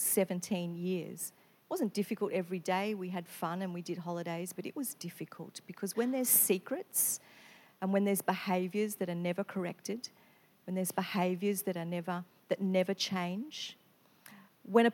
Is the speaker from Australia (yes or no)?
yes; Victoria, Australia; moved away as an adult; now in Queensland, Australia; I come from Victoria, so all my family are in another state.